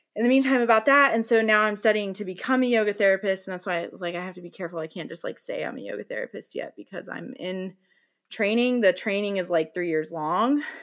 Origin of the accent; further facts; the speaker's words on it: Bible Belt, the South, United States; I grew up in the Bible Belt